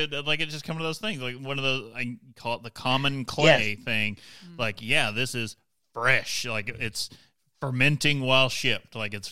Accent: Eastern Kentucky, United States

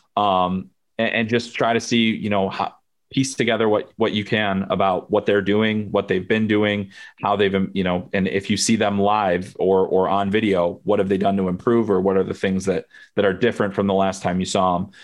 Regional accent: United States; I am American, I'm U S based

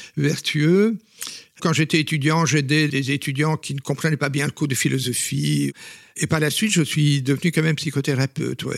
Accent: Belgium; first language Flemish; French is a second language; je suis belge et flamand, donc euh, mes parents euh, étaient tout à fait flamands

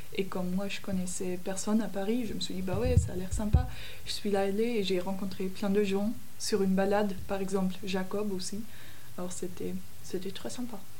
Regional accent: Munich, Bavaria, Germany; French is a second language; now in Berlin, Germany; je viens de l'Allemagne, je suis née à Munich mais maintenant je vis à Berlin.

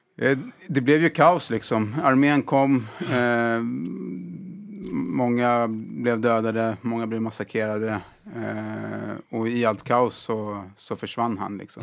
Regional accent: Sweden; jag är född och uppvuxen här i, i Sverige.

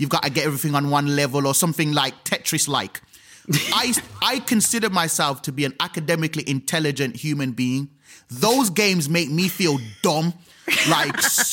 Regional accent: Birmingham, West Midlands, United Kingdom; moved away as an adult; also born or lived in London; now in Birmingham, United Kingdom; as a young man growing up in Birmingham waiting for a bus for 45 minutes

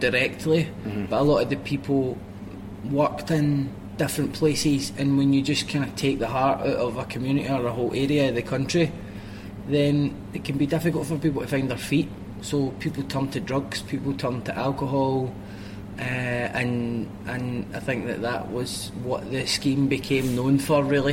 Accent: Glasgow, Scotland, United Kingdom; I grew up in Pollock, south side of Glasgow

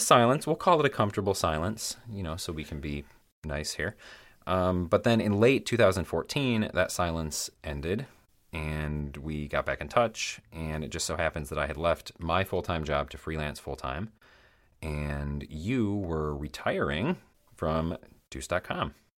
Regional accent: Michigan's Upper Peninsula, United States; accent: Midwestern; now in Chicago area, United States; I was born and raised in Michigan's Upper Peninsula.

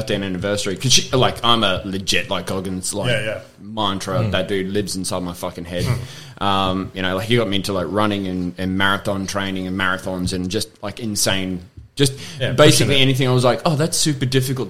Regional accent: Cairns, Queensland, Australia; Yeah, up from Cairns.

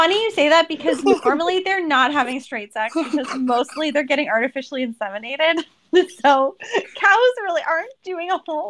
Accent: Ohio, United States; So I grew up in Ohio, and my grandparents lived in farm country

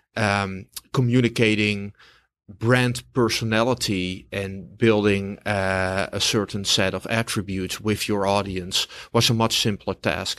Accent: Amsterdam, North Holland, Netherlands; now in New York, United States; originally from Amsterdam, the Netherlands

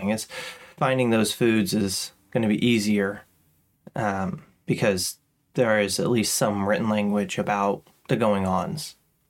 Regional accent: Kansas, United States; also born or lived in England; growing up in Kansas

